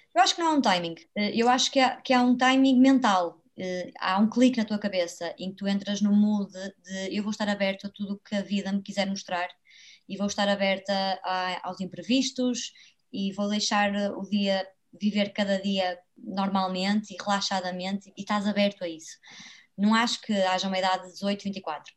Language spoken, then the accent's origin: Portuguese; Braga, Norte, Portugal; also born or lived in Porto; eu vivo em Braga, sou natural de Braga